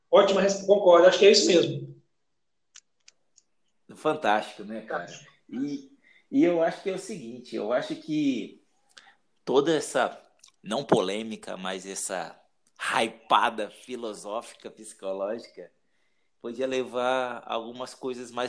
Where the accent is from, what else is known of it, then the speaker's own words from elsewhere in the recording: Espírito Santo, Brazil; moved away as an adult; now in Curitiba, Brazil; E depois que eu, que eu, que eu saí do Espírito Santo, foi uma decisão de um mês, cara, e vim para Curitiba